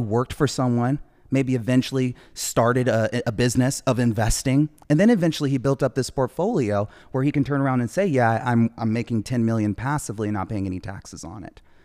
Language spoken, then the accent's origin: English; Orange County, California, United States; moving out of Compton to a city, uh, in Orange County where she raised her family, me and my brothers